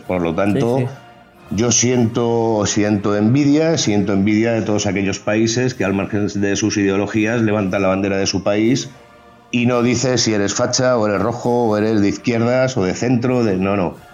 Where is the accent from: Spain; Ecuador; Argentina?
Spain; me siento más español que nadie o igual de español que todos